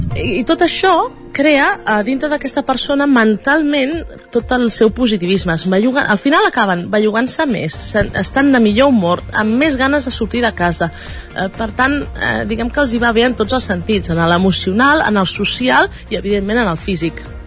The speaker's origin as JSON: {"language": "Catalan", "town": "La Garriga", "region": "Catalonia", "country": "Spain", "said": "nosaltres som de la Garriga."}